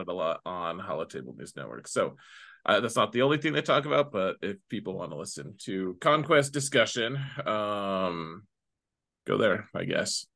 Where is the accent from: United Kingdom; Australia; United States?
United States; me being an American